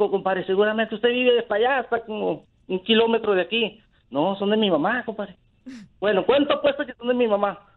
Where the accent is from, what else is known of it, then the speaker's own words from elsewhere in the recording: Torreón, Coahuila, Mexico; yo, yo soy de Torreón, Coahuila.